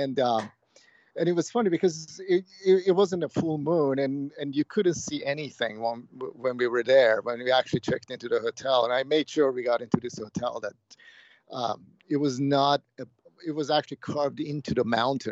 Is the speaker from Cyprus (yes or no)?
yes; Cyprus; moved away; I grew up on in Cyprus, which is a Greek island